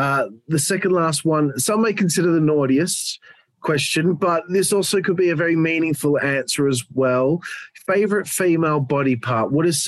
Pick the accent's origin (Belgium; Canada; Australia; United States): Australia; Perth, Western Australia; I'm from Australia. I live in the most isolated city in the world.